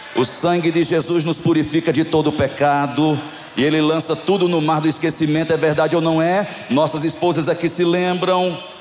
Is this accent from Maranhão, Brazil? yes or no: no; João Pessoa, Paraíba, Brazil; Eu sou de João Pessoa, na Paraíba